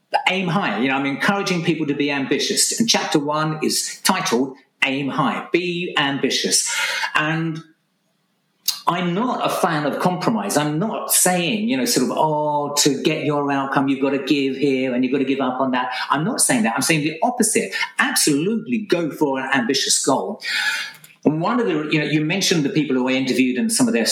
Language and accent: English; Essex, East of England, United Kingdom; I'm Essex man, okay, born and bred in Essex